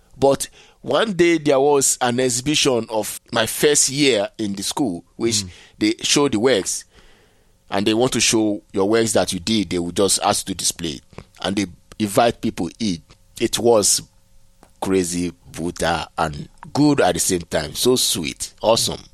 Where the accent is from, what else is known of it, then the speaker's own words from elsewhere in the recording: Nigeria; moved away; also born or lived in Benin / Togo; So I left Nigeria